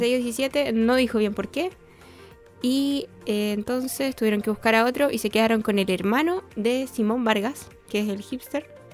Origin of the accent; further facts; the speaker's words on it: Bolivia; Nosotros somos hermanos, eh, somos de Bolivia.